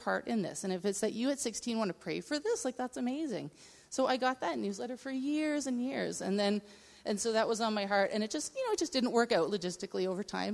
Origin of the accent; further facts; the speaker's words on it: Nova Scotia, Canada; I grew up in Nova Scotia